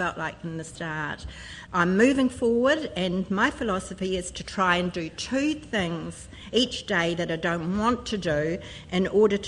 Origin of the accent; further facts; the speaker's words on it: Christchurch, Canterbury, New Zealand; I come from Christchurch